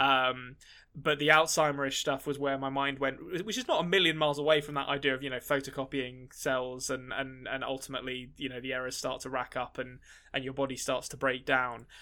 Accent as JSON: {"language": "English", "region": "England", "country": "United Kingdom", "said": "as an Englishman"}